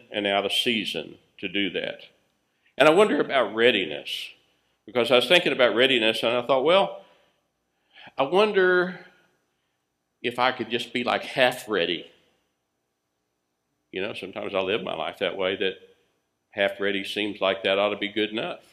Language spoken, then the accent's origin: English; United States